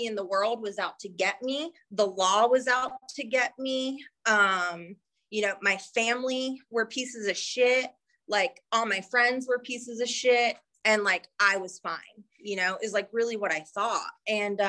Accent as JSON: {"language": "English", "region": "North Carolina", "country": "United States", "moved": "yes", "said": "I'm from North Carolina"}